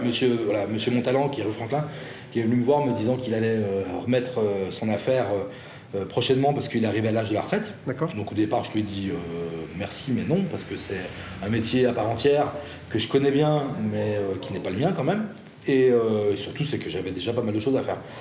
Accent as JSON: {"language": "French", "town": "Saint-Claude", "region": "Bourgogne-Franche-Comté", "country": "France", "tie": "born or raised there", "moved": "as an adult", "lives_now": "Lyon, France", "said": "je suis originaire de pas très très loin d'ici, dans le Jura, Saint-Claude capitale mondiale de la pipe et de la taille de diamant"}